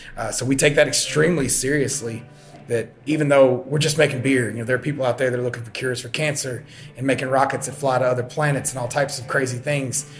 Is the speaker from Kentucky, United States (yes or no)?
yes; Georgetown, Kentucky, United States; also born or lived in Japan; I am born and raised in Scott County, Kentucky, Scott County, uh, Central Kentucky, Georgetown, uh, in Scott County